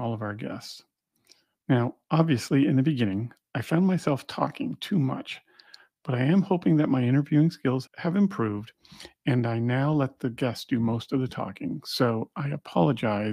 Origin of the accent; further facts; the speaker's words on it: Montreal, Quebec, Canada; Growing up in Montreal